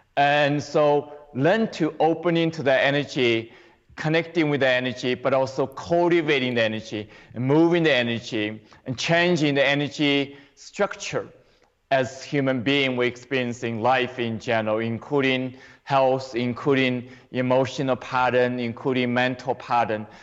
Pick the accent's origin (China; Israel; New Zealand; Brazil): China; moved away as an adult; now in United States; I grew up in China, but I came here to the U.S. and um, for 35 years ago